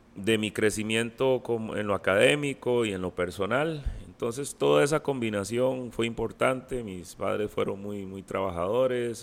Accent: Costa Rica; soy de Costa Rica

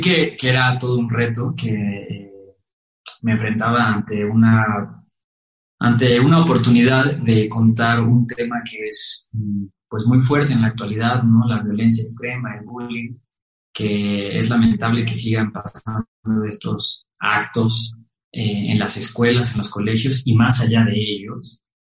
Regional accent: Mexico

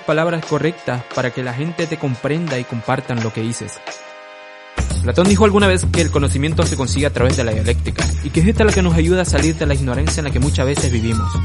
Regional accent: Cruceño, Camba, Santa Cruz, Bolivia; como cruceños, como cambas

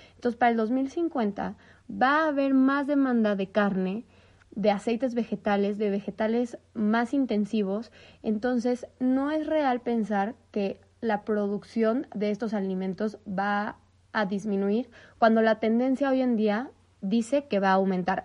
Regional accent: Mexico; nosotros, en México, que somos partes de Norteamérica

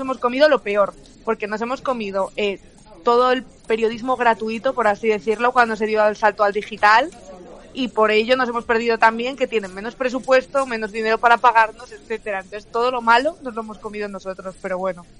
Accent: León, Castile and León, Spain; yo soy de León

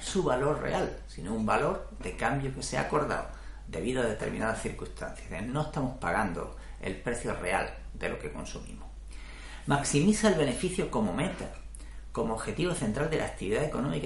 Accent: Spain; el mío, España

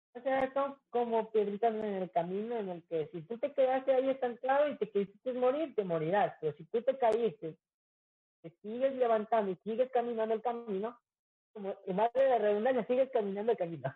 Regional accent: Quito, Pichincha, Ecuador; moved away as an adult; now in Manta, Ecuador; Yo ya voy a, Quito a mi tierra natal

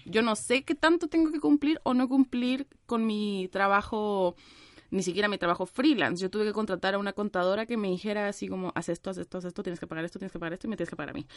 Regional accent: Mexico; moved away as an adult; now in Chile; soy mexicana

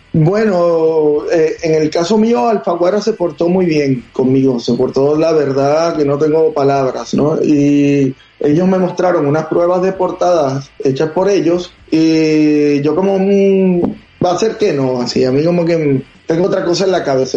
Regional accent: Venezuela; also born or lived in Madrid, Spain; now in Houston, United States; soy de Venezuela, pero viví oh. mucho tiempo en Madrid y y luego me vine acá

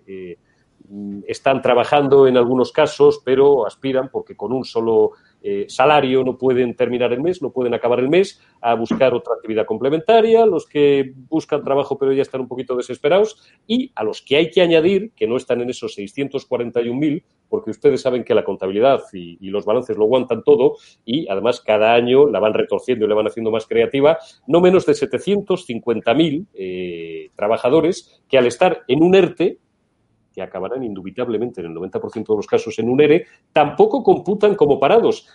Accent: Old Castile, Spain; soy castellano viejo

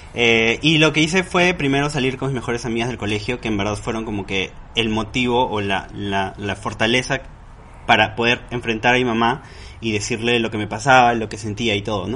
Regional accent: Huaral, Lima, Peru; yo soy de Huaral, venía a Lima

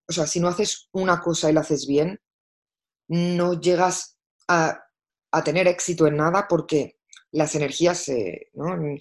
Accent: Madrid, Community of Madrid, Spain; moved away as an adult; also born or lived in Barcelona; now in London, United Kingdom; Nací en Barcelona y crecí en Madrid y llevo trabajando y viviendo en Londres eh, desde hace 18 años.

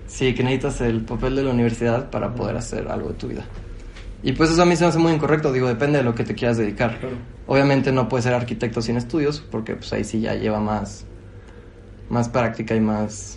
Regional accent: San Luis Potosí, Mexico; moved away as an adult; now in Los Angeles, United States; Soy de aquí de San Luis Potosí.

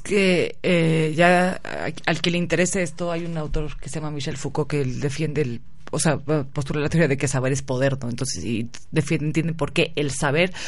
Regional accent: Mexico; todos somos mexicanos

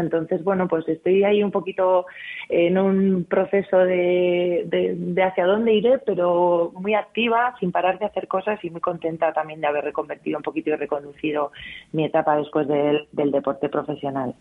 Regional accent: Amurrio, Basque Country, Spain; moved away as an adult; now in Madrid, Spain; tengo ahí a mi amurrio que cada mes, mes y medio subo a ver a mi familia porque yo soy muy de mi gente y de mi tierra

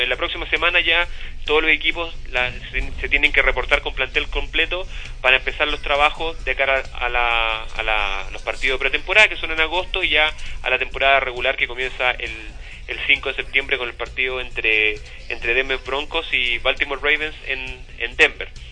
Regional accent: Chuquicamata, Antofagasta, Chile; also born or lived in Illinois, United States; yo me crié en Chuquicamata

